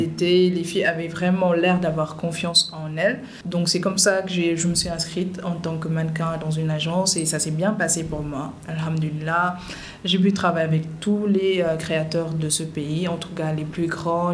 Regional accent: Dakar, Senegal; suis née et j'ai grandi à Dakar

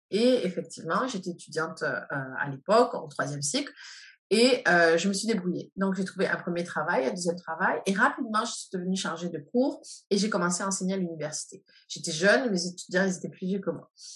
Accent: France; moved away as an adult; now in Canada; je suis née en France et que j'ai euh, grandi, j'ai ma vie d'adulte au Canada

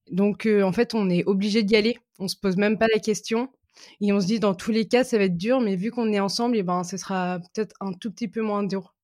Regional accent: Lille, Hauts-de-France, France; je suis lilloise

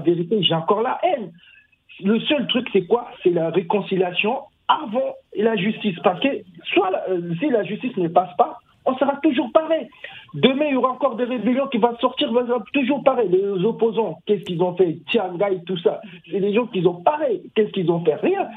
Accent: Central African Republic; Oui, je suis centrafricain

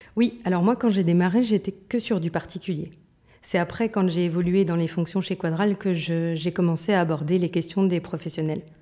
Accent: Moselle-Est, Grand Est, France; je viens de Moselle-Est, donc si tu veux des mots bizarres, je vais pouvoir t'en donner plein

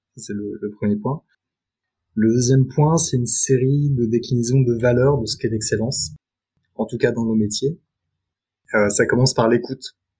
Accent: Paris suburbs, Île-de-France, France; also born or lived in New York; j'ai grandi en banlieue parisienne

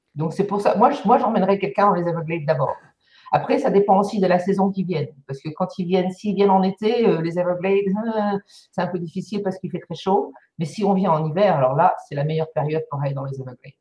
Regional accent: Lille, Hauts-de-France, France; accent: ch'ti; moved away as an adult; now in Miami, United States; je suis native de Lille en France, donc le ch'ti du ch'ti

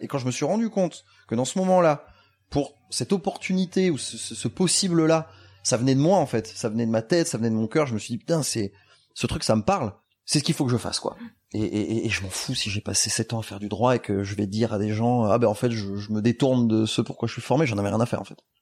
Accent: Bordeaux, Nouvelle-Aquitaine, France; moved away; also born or lived in Paris; nous on est bordelais

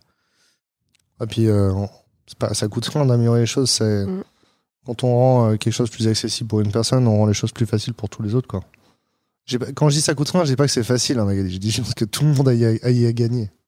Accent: France; je suis français aussi

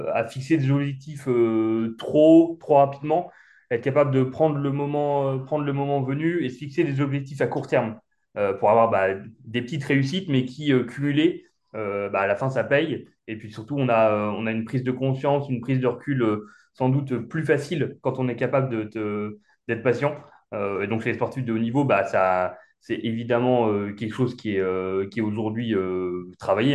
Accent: Angers, Pays de la Loire, France; now in Nantes, France; on est originaire d'Angers

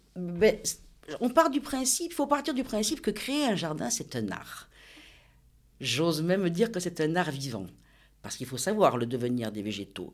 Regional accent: Nice, Provence-Alpes-Côte d'Azur, France; also born or lived in Cabris / Villefranche-sur-Mer; je suis née à Nice, mon papa est né à Cabris et ma maman est née à Villefranche-sur-Mer

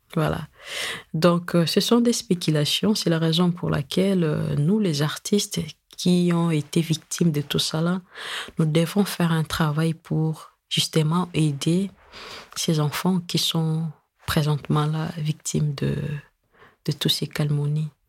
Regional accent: DR Congo; chez nous au Congo

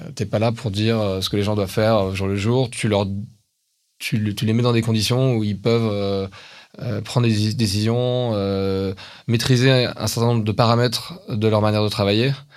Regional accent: France; on est français

